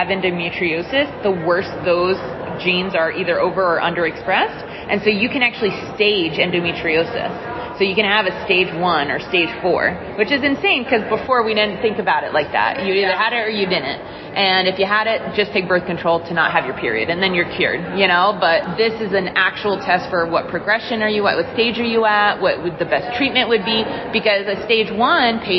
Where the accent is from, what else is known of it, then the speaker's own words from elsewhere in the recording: New Jersey, United States; I am from New Jersey originally